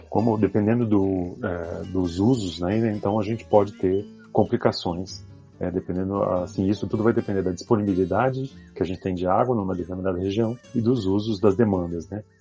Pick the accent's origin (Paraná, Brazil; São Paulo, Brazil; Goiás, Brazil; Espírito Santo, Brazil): São Paulo, Brazil; interior of; moved away as an adult; now in Brasília, Brazil; é, eu sou paulista, nascido do interior de São Paulo, já em uma área do Cerrado.